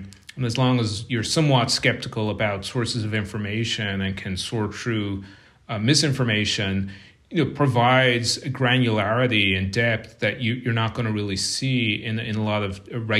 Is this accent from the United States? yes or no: no; Munster, Ireland; moved away as an adult; But I left Ireland when I was a graduate student. So I went to the University of Limerick, which is in the southern part of Ireland. It's right next to County Kerry, which is where I grew up.